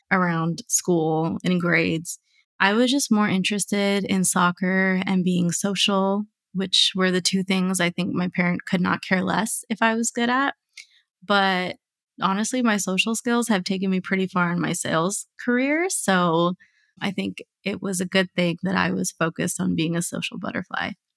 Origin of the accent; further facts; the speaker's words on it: United States; I was born and raised here